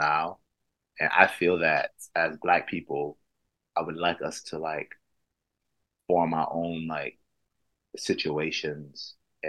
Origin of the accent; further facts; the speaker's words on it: United States; now in Manchester, United Kingdom; I'm Black American